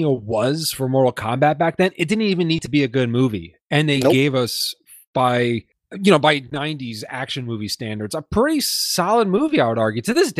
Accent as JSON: {"language": "English", "country": "United States", "tie": "born or raised there", "said": "for a lot of us kids growing up in the United States"}